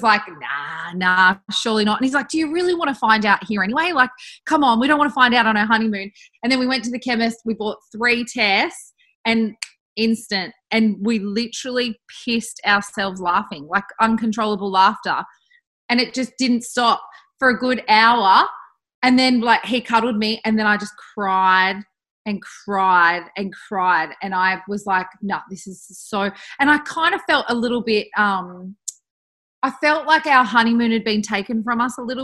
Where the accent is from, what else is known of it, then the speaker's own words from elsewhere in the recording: Bathurst, New South Wales, Australia; now in Perth, Australia; I was back in Bathurst in my hometown.